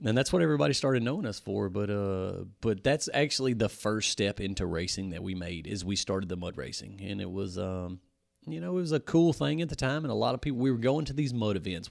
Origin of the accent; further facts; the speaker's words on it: Louisiana, United States; we're from Louisiana, born and raised right here where the S three Power Sports shop is